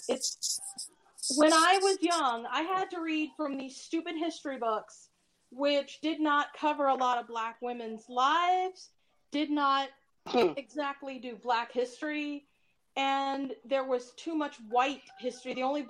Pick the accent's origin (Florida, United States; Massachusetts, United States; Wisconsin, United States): Florida, United States; moved away as an adult; now in Denver, United States; I'm originally from Florida, and that, mind you, is the most idiotic state in the nation. I've lived there for 23 years.